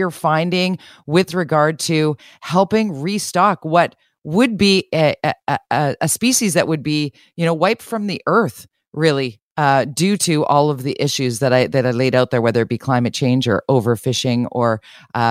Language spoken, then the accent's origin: English; Vancouver, British Columbia, Canada; being a West Coaster, you know, born and raised in Vancouver, as a small child, I remember going to the Capilano fish hatchery